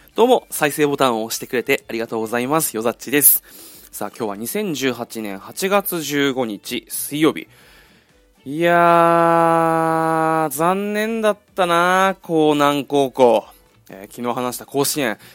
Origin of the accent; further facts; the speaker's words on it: Okinawa, Japan; moved away; 地元の沖縄の友達が結婚する